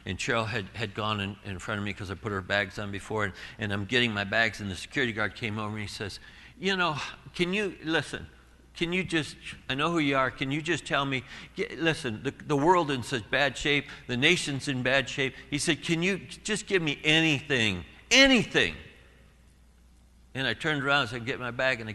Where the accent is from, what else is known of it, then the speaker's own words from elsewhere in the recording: Southern California, United States; we're from Southern California.